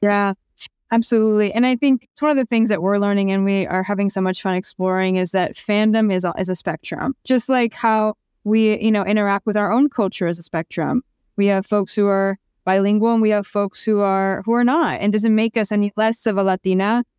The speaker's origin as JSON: {"language": "English", "area": "Orange County", "region": "California", "country": "United States", "tie": "born or raised there", "also_born_or_lived": "Asunción, Paraguay / Pasadena, California", "said": "I grew up in Orange County"}